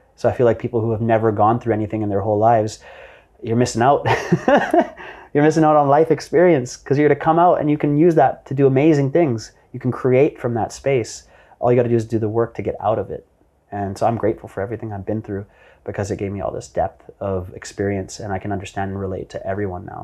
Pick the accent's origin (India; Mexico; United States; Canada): Canada; Vancouver, British Columbia; moved away as an adult; now in Bali, Indonesia; I'm an entrepreneur born and raised in Vancouver, Canada.